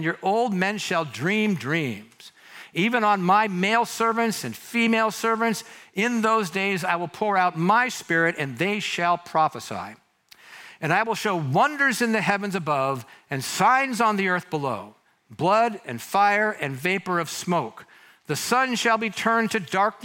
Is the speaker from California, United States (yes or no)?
yes; Mountain View, California, United States; I not only grew up here, I was born here